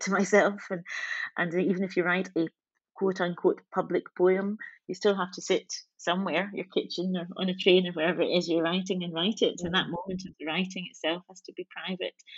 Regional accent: Scotland, United Kingdom; I've had such an interesting relationship with my country, Scotland, being black and being Scottish

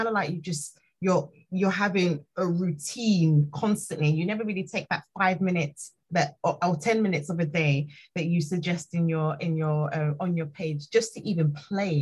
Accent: Nigeria; moved away; I'm Nigerian

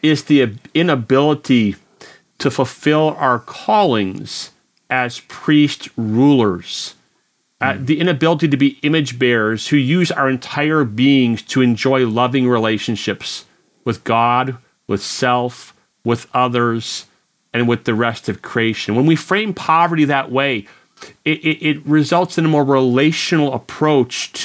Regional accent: United States; as an American

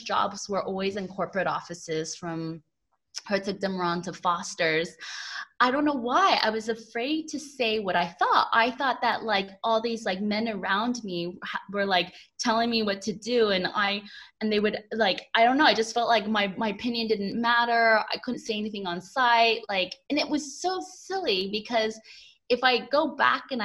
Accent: United States; moved away as an adult; now in London, United Kingdom; growing up in a small town in America

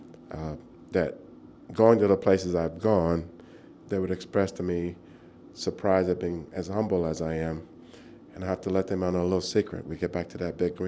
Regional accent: Arkansas, United States; moved away as an adult; also born or lived in Boston / Oxford; In the Deep South in Arkansas

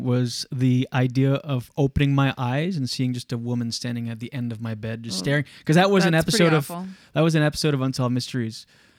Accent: Canada; accent: Canadian; Very Canadian.

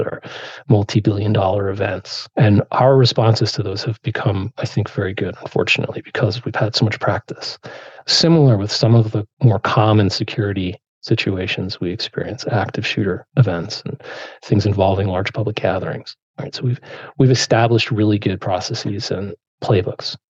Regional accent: Rutherford, New Jersey, United States; growing up in Rutherford.

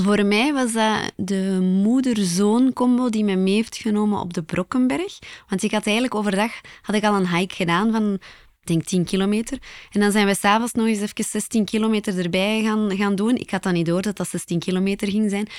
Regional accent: Belgium; Als typische Belg

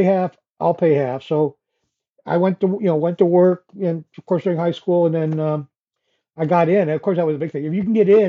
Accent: Louisville, Kentucky, United States; moved away as an adult; also born or lived in South Bend, Indiana; I'm originally from Louisville, Kentucky.

